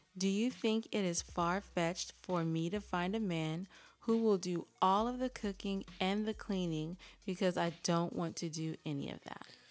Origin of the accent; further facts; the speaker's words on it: California, United States; I'm from California and I talk how I talk